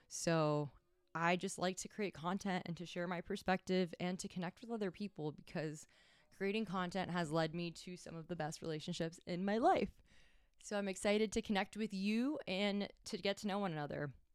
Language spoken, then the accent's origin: English; Miami, Florida, United States; moved away as an adult; now in Tampa Bay, United States; I was born in Miami and I moved here about five years ago